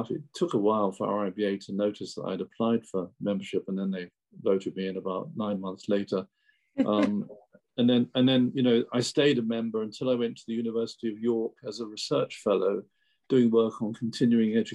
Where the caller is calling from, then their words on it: Bavaria, Germany; I'm talking from uh, southern Bavaria, close to the Alps, okay. on the north side of the Alps